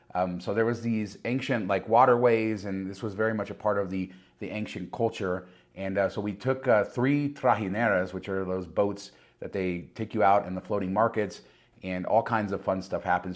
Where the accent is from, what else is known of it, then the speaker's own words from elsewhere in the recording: Las Vegas, Nevada, United States; I'm from Las Vegas